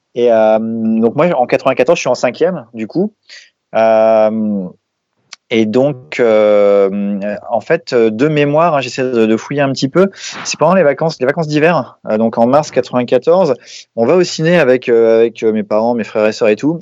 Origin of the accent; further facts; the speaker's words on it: Lille, Hauts-de-France, France; je suis lillois d'origine